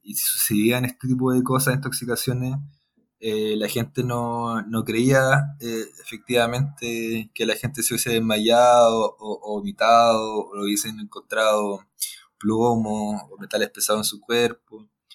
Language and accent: Spanish; Talca, Maule, Chile; moved away as an adult; now in Santiago, Chile; soy de Talca, estudié en Santiago, vivo en Santiago, desde que entré a la, a la carrera